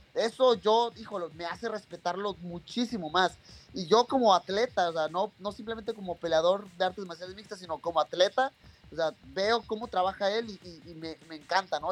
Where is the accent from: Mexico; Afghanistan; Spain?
Mexico; soy mexicano